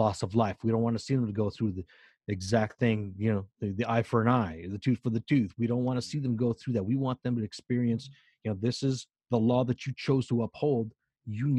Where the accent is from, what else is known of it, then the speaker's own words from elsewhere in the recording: United States; I'm American with Mexican parts